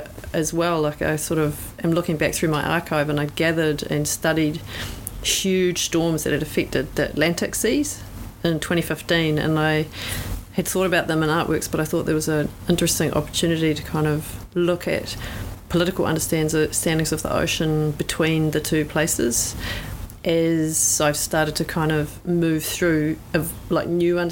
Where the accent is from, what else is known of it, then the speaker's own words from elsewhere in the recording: Northern Ireland, United Kingdom; moved away as an adult; also born or lived in Pacific area; now in New Zealand; someone that's been living in the Pacific area for the last 20 years, but I'm from Ireland, Northern Ireland era, is where I'm born